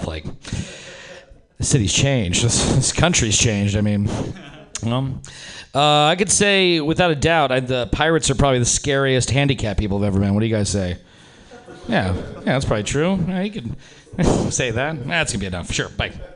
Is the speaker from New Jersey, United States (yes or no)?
no; Reno, Nevada, United States; now in San Francisco, United States; I'm from Reno, Nevada originally